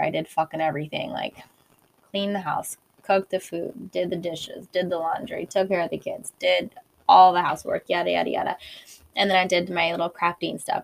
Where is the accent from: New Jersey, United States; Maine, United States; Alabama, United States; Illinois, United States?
Illinois, United States; I'm from the Midwest in Illinois